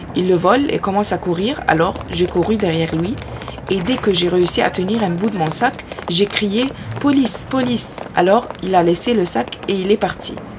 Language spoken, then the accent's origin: French; Egypt; moved away as an adult; now in France; Chez mes parents en Égypte